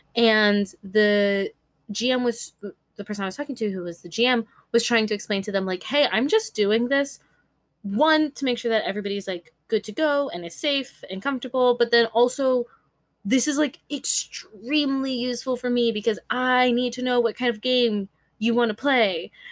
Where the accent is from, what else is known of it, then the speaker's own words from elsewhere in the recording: California, United States; I was born and raised in California.